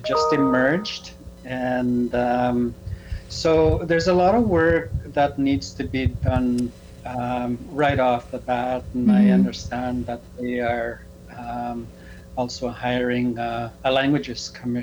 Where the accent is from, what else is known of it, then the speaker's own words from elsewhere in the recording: Reindeer Lake, northern Saskatchewan, Canada; now in Prince Albert, Canada; I am from Reindeer Lake. It's about 3 hours north of La Ronge, okay, in northern Saskatchewan.